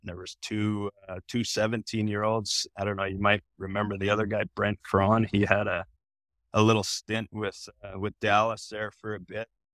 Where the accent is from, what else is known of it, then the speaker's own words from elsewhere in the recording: south of Calgary, Alberta, Canada; moved away; I'm living fifteen minutes south of Calgary